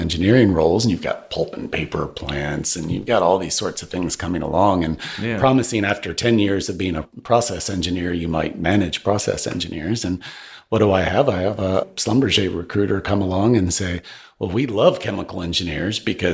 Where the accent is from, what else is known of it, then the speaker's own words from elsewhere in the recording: northern Alabama, United States; also born or lived in Detroit area, Michigan / Texas; Grew up in Alabama